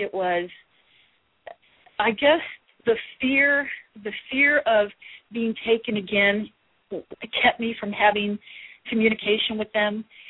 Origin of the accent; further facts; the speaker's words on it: Midwest, United States; now in California, United States; The minute I heard about vegetarianism when I moved to California from the Midwest, I said, yes, this is for me.